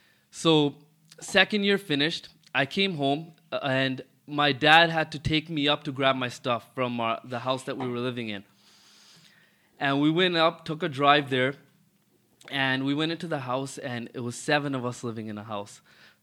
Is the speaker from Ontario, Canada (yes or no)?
yes; Toronto, Ontario, Canada; Yeah, I'm born and raised in Rexdale in Toronto. Growing up was nothing crazy.